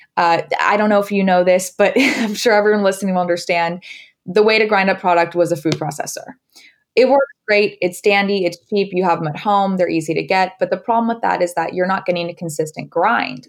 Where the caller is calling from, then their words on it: Los Angeles, California, United States; I am calling in from sunny Los Angeles